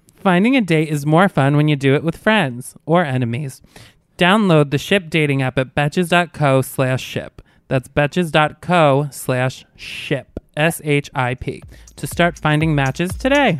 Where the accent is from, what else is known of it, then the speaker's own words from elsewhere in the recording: Albany, New York, United States; moved away; I'm from upstate, from Albany